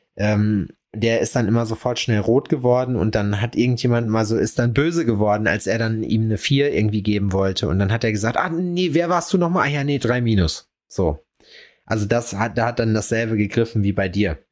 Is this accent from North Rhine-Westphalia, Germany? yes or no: yes; North Rhine-Westphalia, Germany; Ich bin ja Westfale